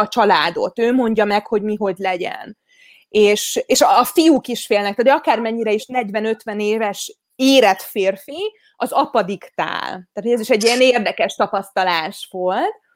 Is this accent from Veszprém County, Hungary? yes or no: yes; Veszprém, Veszprém County, Hungary; Veszprémi vagyok, tehát, hogy a Balaton mellett nőttem fel